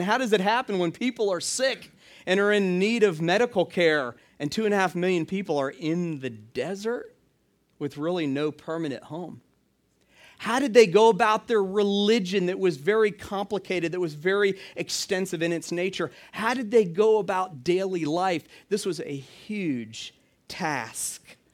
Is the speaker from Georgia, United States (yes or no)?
yes; Atlanta, Georgia, United States; the town I grew up in, Atlanta, Georgia.